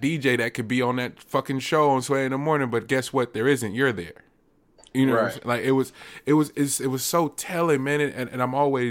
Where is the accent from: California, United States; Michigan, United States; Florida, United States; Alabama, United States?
California, United States; Richmond; I'm from Richmond